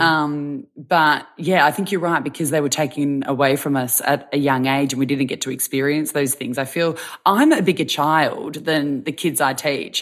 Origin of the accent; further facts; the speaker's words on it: Victoria, Australia; I'm from Victoria